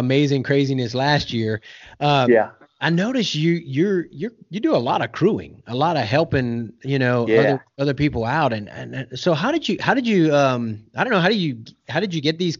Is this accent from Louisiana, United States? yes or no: yes; Southern Louisiana, United States; now in Oklahoma, United States; I'm from Southern Louisiana originally, and I live in Oklahoma now